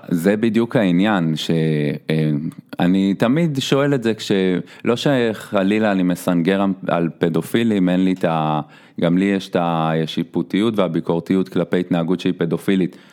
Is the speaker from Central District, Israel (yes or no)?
yes; Petah Tikva, Central District, Israel; אני מגיע מפתח תקווה